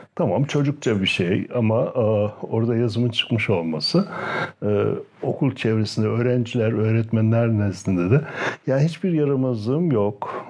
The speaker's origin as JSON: {"language": "Turkish", "town": "Düziçi", "region": "Osmaniye", "country": "Turkey", "tie": "born or raised there", "also_born_or_lived": "Afyon / Istanbul", "moved": "yes", "said": "Haruniye'de doğdum. Ee, şimdi Osmaniye'ye bağlı."}